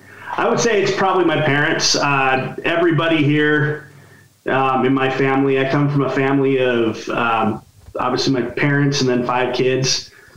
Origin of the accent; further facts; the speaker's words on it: South Jordan, Utah, United States; from South Jordan, Utah.